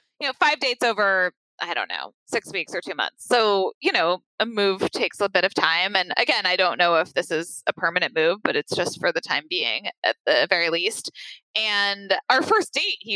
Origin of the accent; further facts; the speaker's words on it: Santa Rosa, California, United States; moved away as an adult; also born or lived in Los Angeles, United States / Washington, D.C., United States; now in San Francisco, United States; I grew up in Santa Rosa